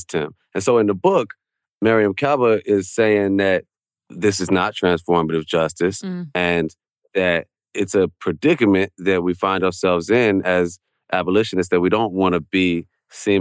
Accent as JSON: {"language": "English", "town": "Chicago", "region": "Illinois", "country": "United States", "tie": "born or raised there", "said": "I'm from Chicago"}